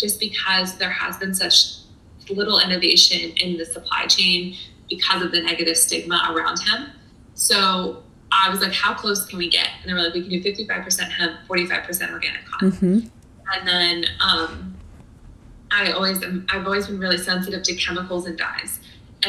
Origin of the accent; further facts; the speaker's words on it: Florida, United States; moved away as an adult; also born or lived in San Diego; I grew up in Florida